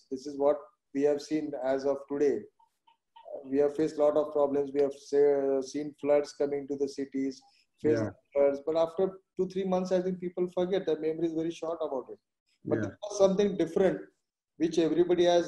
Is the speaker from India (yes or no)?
yes; India